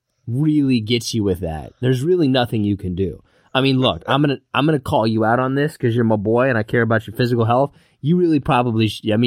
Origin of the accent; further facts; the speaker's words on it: Kansas, United States; moved away; I'm originally from Kansas. It's one of those places, it's good to grow up there, but you really got to leave.